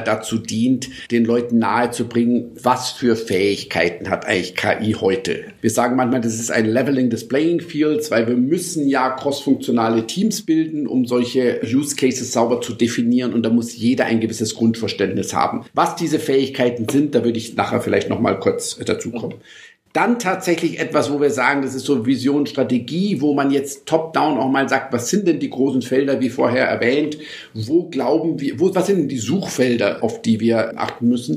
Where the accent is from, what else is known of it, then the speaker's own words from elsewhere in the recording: Munich, Bavaria, Germany; also born or lived in Lisbon, Portugal; ich bin tatsächlich in Lissabon geboren und München aufgewachsen